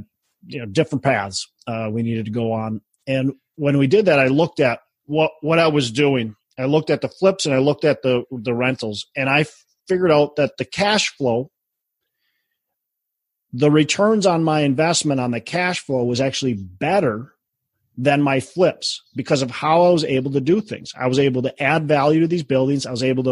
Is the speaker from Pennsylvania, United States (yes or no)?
no; Minneapolis, Minnesota, United States; my hometown, Minneapolis